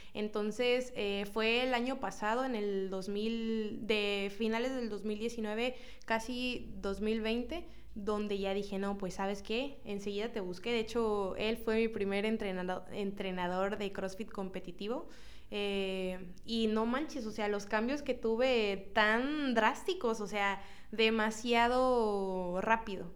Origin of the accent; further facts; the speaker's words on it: Cosamaloapan, Veracruz, Mexico; yo soy de Cosamaloapan